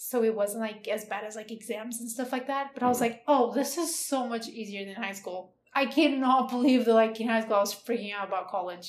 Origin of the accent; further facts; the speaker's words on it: Portugal; English is a second language; moved away as an adult; now in Utah, United States; I'm from Portugal.